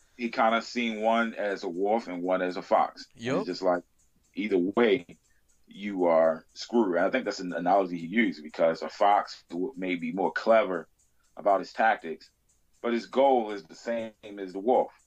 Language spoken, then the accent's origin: English; Baltimore, Maryland, United States; I grew up in Baltimore